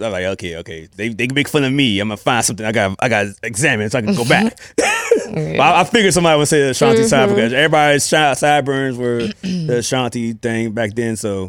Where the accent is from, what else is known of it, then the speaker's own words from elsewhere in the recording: United States; That is the DMV. Welcome. Yeah. I grew up here.